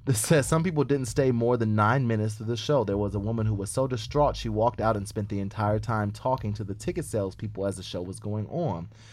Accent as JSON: {"language": "English", "region": "Indiana", "country": "United States", "tie": "born or raised there", "moved": "as an adult", "lives_now": "New York, United States", "said": "I'm from Indy fucking Anna"}